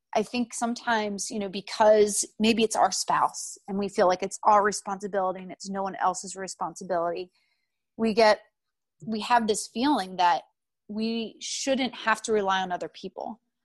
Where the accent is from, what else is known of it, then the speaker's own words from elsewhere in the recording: outside of Philadelphia, Pennsylvania, United States; moved away as an adult; also born or lived in North Carolina; I grew up outside of Philadelphia